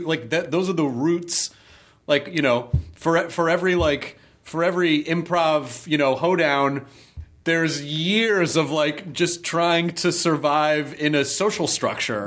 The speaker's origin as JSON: {"language": "English", "region": "the South", "country": "United States", "tie": "born or raised there", "said": "growing up in the South"}